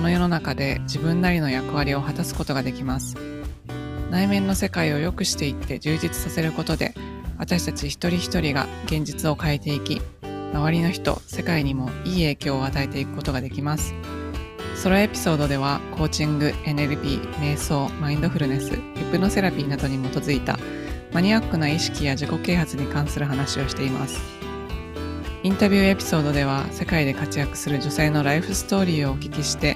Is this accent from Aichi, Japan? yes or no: yes; Nagoya, Aichi, Japan; also born or lived in Canada / Hong Kong; 高校まで日本にいらっしゃって、はい、日本のえ地方にいらっしゃったんですか名古屋です。名古屋市生まれ、